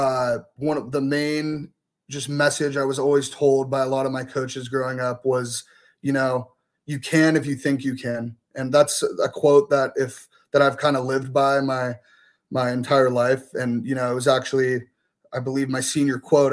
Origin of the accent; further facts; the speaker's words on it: Scotts Valley, California, United States; moved away as an adult; also born or lived in Santa Cruz, California; now in Boise, United States; I'm actually from Scotts Valley, California, small town right outside of Santa Cruz. I attended Scotts Valley High School all 4 years